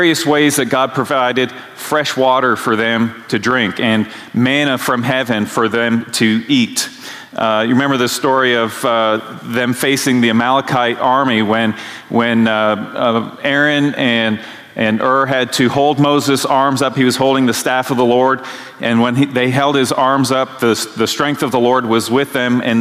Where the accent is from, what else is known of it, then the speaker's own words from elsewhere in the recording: Canada; moved away; growing up in Canada